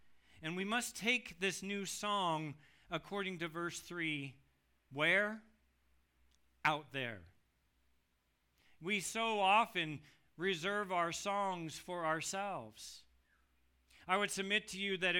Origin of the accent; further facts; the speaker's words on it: United States